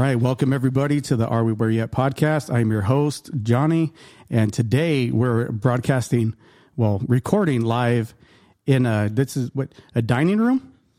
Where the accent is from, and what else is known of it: Yuma, Arizona, United States